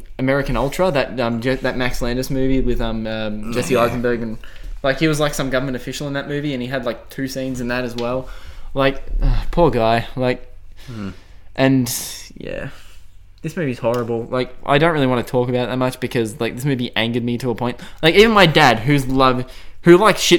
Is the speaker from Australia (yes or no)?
yes; Australia; we're Aussie, mate. Australia